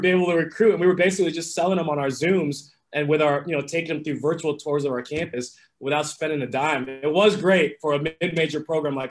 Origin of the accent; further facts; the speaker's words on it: Los Angeles, California, United States; moved away as an adult; also born or lived in New York City / North Carolina; I was born and raised in Los Angeles